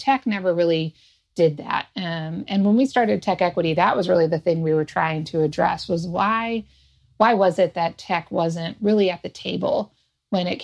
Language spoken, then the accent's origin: English; outside of Detroit, Michigan, United States; I grew up outside of Detroit in the 80s